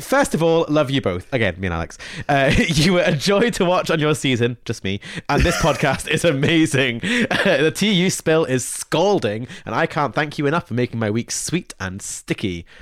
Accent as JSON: {"language": "English", "region": "Scotland", "country": "United Kingdom", "tie": "born or raised there", "said": "I grew up in Scotland"}